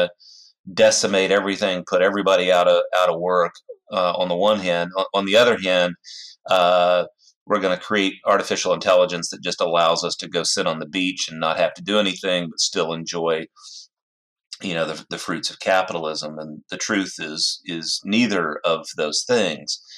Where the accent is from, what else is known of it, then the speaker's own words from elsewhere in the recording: United States; now in Bellevue, United States; I grew up in the Red River Valley of Texas and Oklahoma